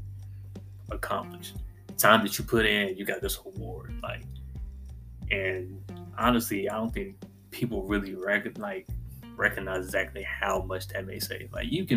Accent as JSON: {"language": "English", "region": "North Carolina", "country": "United States", "also_born_or_lived": "Virginia", "said": "decided to move back to my home state, North Carolina"}